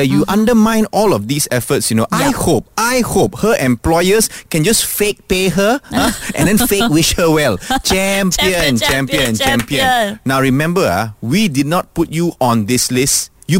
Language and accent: English; Malaysia; we are Malaysian, right?